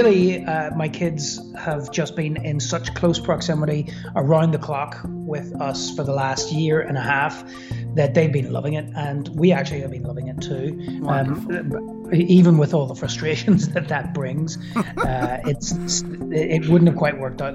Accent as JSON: {"language": "English", "town": "Belfast", "region": "Northern Ireland", "country": "United Kingdom", "tie": "born or raised there", "also_born_or_lived": "Brooklyn, New York", "moved": "as an adult", "lives_now": "Belfast, United Kingdom", "said": "I was brought up in Belfast in Northern Ireland."}